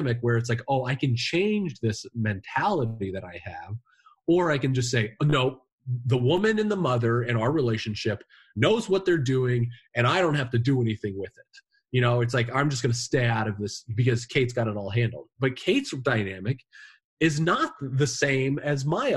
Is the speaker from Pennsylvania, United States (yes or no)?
no; Indiana, United States; now in New England, United States; I'm from Indiana, you know, the Midwest. We bury our problems